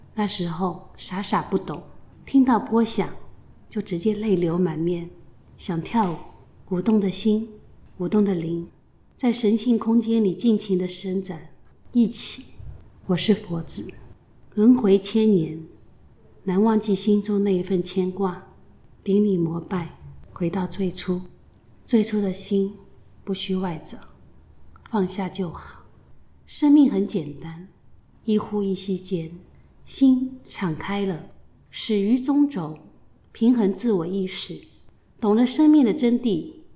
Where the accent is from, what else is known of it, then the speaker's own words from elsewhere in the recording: Shanghai, China; moved away as an adult; now in Taiwan; 我来自上海，出生在一个不知神为何物的年代